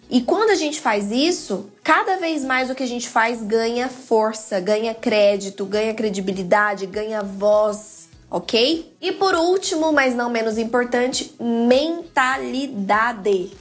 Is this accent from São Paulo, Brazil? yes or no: no; Goiás, Brazil; Aqui na minha casa, eu uso, né, gírias aqui do Goiás, aqui da minha terrinha